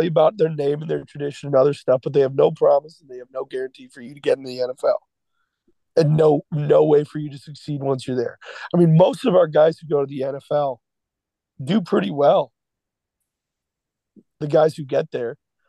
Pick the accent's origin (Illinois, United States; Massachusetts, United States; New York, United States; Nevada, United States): Illinois, United States; Chicago; I started out as a Chicago Bears fan because I'm from Chicago.